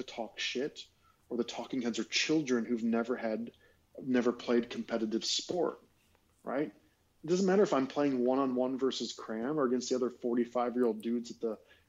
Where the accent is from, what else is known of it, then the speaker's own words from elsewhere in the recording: United States; moved away; the once American